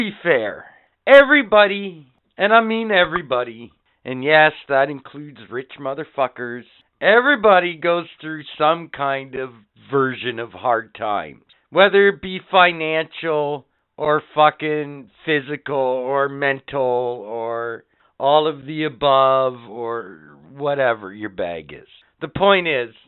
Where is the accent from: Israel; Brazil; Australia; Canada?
Canada; We're fuck Canadian.